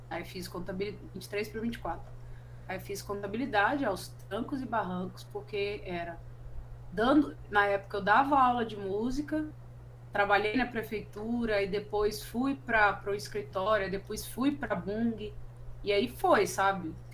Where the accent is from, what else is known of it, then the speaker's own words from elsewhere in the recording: Rondonópolis, Mato Grosso, Brazil; moved away; Eu, eu, eu me encontrei como artista depois que eu saí de Rondonópolis, por exemplo. Eu precisei sair de uma cidade para eu me enxergar como artista.